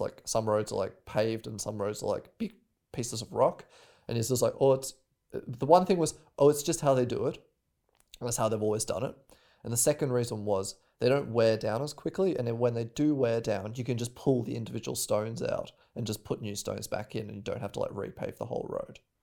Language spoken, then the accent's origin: English; Australia; moved away; I'm from Australia